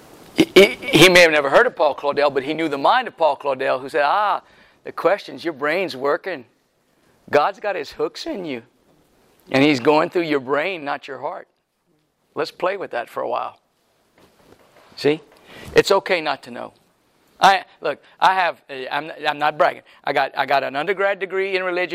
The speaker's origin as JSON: {"language": "English", "region": "Louisiana", "country": "United States", "said": "I'm from Louisiana"}